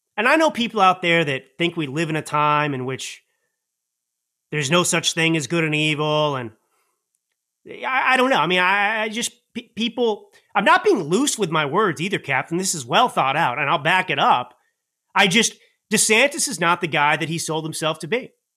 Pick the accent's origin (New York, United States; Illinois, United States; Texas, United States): Texas, United States; Dallas; I grew up in Dallas